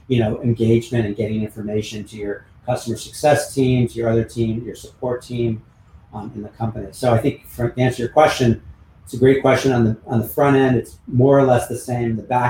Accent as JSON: {"language": "English", "region": "California", "country": "United States", "tie": "born or raised there", "said": "You know, I grew up on Highway 101 in Silicon Valley with, you know, working with tech companies."}